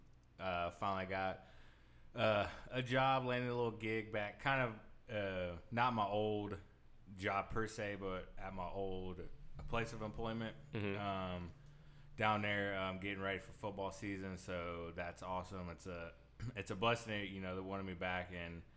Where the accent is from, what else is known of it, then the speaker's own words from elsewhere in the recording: Tomball, Texas, United States; moved away; where we grew up in Tomball's up north